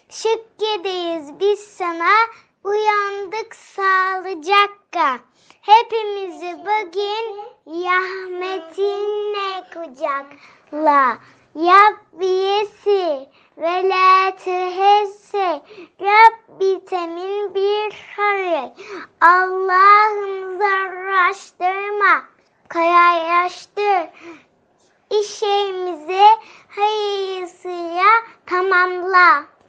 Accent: Yalova, Turkey; Hmm, Yalova'danım. Hmm, Erkam Radyo evinde 4 yaşındayım.

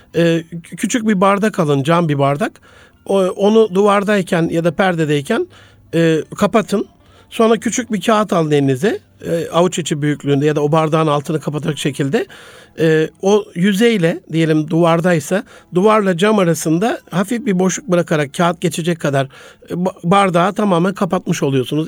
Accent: Gaziantep, Turkey; moved away; also born or lived in Osmaniye / Ankara / Istanbul; ben Gaziantep'li bir kardeşinizim. Antep'te doğdum. Daha sonrasında Osmaniye. Sonrasında e, Ankara, ODTÜ, İstanbul.

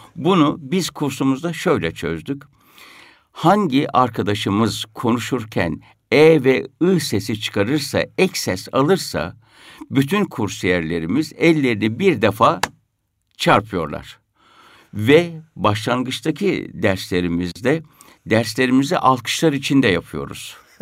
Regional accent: Isparta, Turkey; Ben Ispartalıyım.

